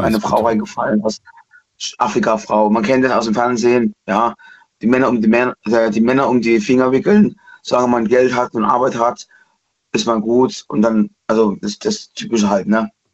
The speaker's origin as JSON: {"language": "German", "region": "East Germany", "country": "Germany", "said": "Ich bin Ossi aus der DDR"}